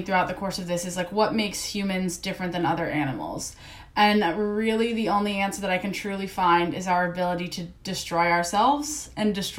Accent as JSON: {"language": "English", "region": "East Coast", "country": "United States", "said": "I'm from the East Coast"}